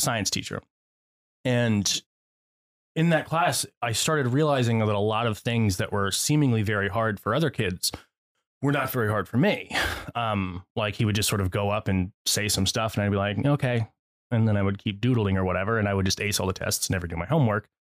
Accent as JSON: {"language": "English", "region": "Connecticut", "country": "United States", "tie": "born or raised there", "said": "I grew up in Connecticut"}